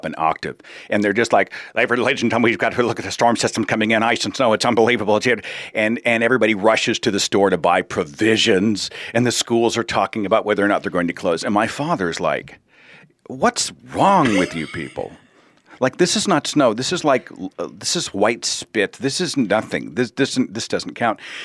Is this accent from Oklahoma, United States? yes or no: yes; Oklahoma, United States; I'm from Oklahoma